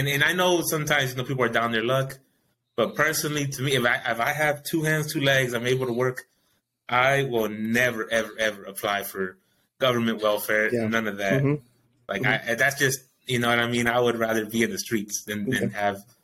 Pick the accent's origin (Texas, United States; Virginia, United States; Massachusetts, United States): Texas, United States; Greenland Park; it's a majorly Hispanic area that I grew up in Greenland Park